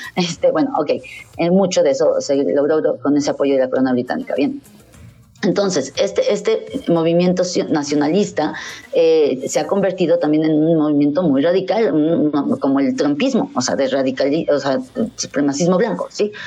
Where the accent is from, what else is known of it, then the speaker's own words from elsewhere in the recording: Mexico; como mexicanos cristianos, que aunque no practiquemos, pues bueno, nacimos cristianos